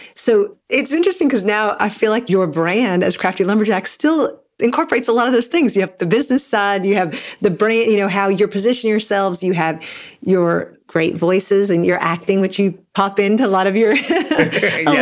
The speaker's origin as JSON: {"language": "English", "region": "Eastern Kentucky", "country": "United States", "tie": "born or raised there", "said": "I grew up in Eastern Kentucky in a really small town"}